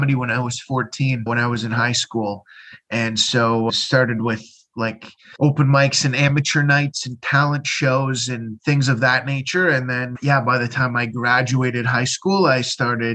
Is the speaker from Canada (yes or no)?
yes; London, Ontario, Canada; moved away as an adult; now in Halifax, Canada; London, Ontario, Canada